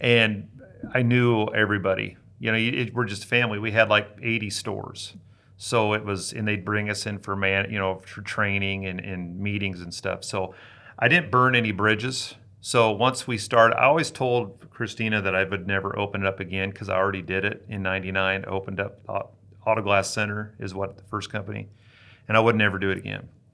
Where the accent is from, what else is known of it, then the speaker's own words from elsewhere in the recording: Hastings, Nebraska, United States; I was living in my hometown, Hastings, Nebraska